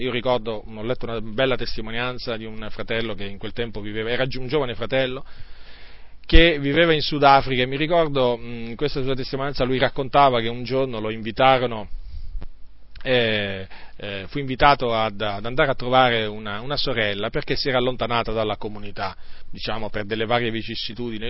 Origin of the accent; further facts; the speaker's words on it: province of Varese, Lombardy, Italy; moved away; là da dove vengo io, dalla provincia di Varese